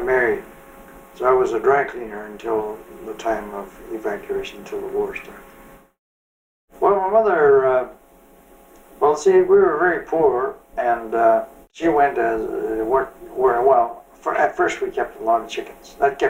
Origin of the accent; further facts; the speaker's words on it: Vancouver, British Columbia, Canada; I was born in Eburn. It used to be called after it became Marpole. Grew up there.